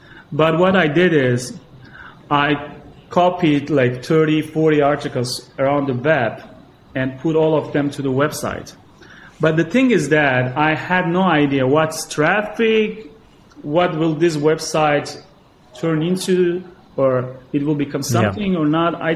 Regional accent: Gaziantep, Turkey; moved away as an adult; now in Istanbul, Turkey; my hometown. It's a city next to the Syrian border in southeastern Turkey called, the name is Gaziantep

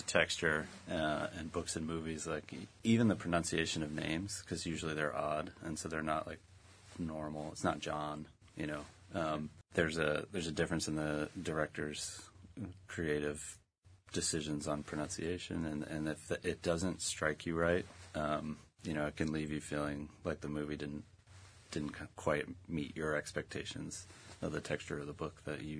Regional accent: Pennsylvania, United States; I'm sort of from Pennsylvania. I grew up as a dependent in a military family. Commonly known as military brat.

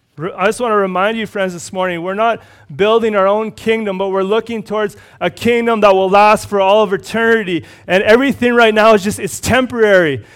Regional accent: Red Deer, Alberta, Canada; moved away; also born or lived in Cochrane; I grew up in Red Deer.

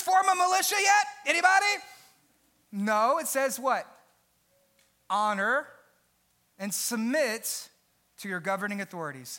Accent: United States; I am so grateful to be an American.

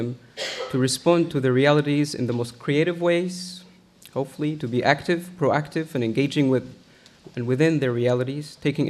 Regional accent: Egypt; English is a second language; moved away as an adult; now in United States; I grew up in Egypt and studied Al-Azhar

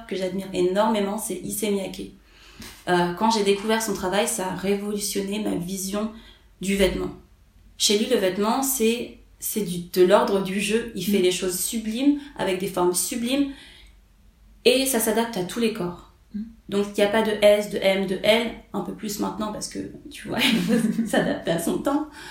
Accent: Paris, Île-de-France, France; je suis née à Paris, j'ai grandi à Paris, je suis française

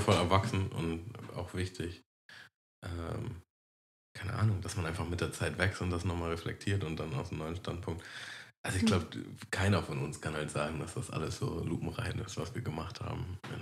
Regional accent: Hamburg, Germany; bei uns in Harburg gab es noch einen Kiosk

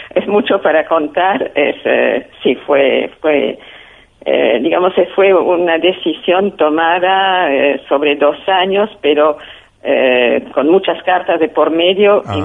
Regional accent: France; moved away as an adult; now in Argentina; yo venía de Europa, de Francia, eh, donde habíamos sufrido la guerra

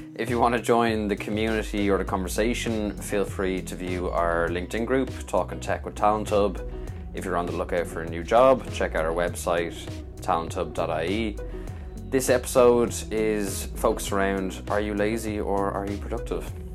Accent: Dublin, Leinster, Ireland; I've been from Dublin

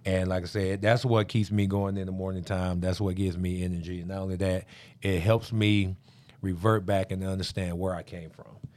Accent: Amarillo, Texas, United States; born or raised there; moved away as an adult; also born or lived in Missouri / Pittsburgh

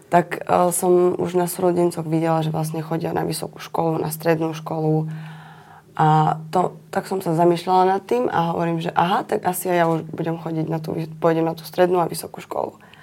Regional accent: Bystré, Prešov Region, Slovakia; Ja som uh, z Bystreho. To je blízko pri Soli

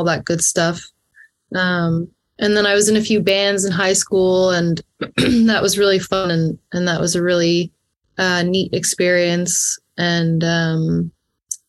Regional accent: Perth County, Ontario, Canada; I grew up in Perth County, Ontario, just outside of Stratford, Ontario

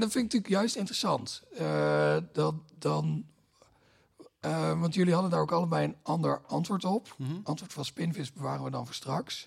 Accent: Limburg, Netherlands; ik kom uit Limburg, daar heb je heel weinig dominees

